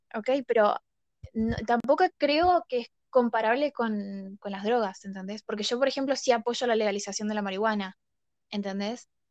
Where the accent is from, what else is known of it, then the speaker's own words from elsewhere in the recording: Argentina; yo viéndolo desde, Argentina